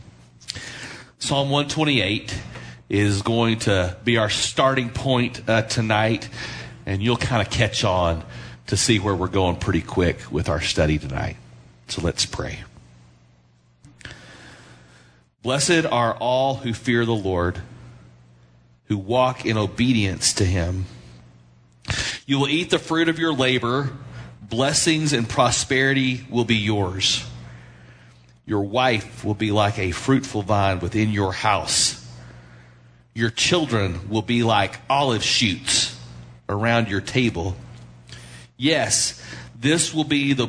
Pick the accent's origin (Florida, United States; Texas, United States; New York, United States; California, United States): Texas, United States; Tulia; the farm that I grew up on in Tulia